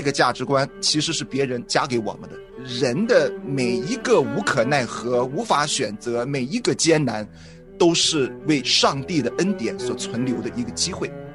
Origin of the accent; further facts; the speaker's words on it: Shandong, China; 我是山东人了，我们山东人一贯都认为男主外，女主内